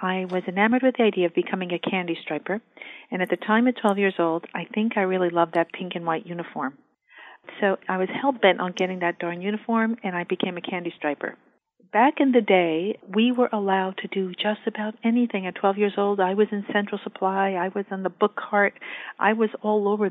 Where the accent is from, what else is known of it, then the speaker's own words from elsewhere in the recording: New York, United States; moved away as an adult; now in Northern California, United States; I'm a New Yorker